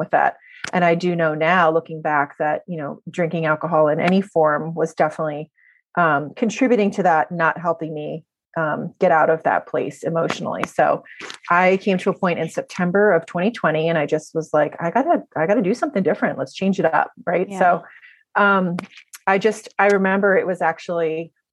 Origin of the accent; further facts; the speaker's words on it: New Jersey, United States; moved away as an adult; now in Maryland, United States; I'm originally from New Jersey, but I'm a Maryland transplant